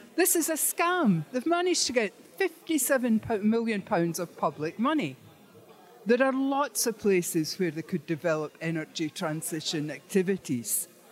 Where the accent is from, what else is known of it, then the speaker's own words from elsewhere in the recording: Aberdeen, Scotland, United Kingdom; I'm from Aberdeen.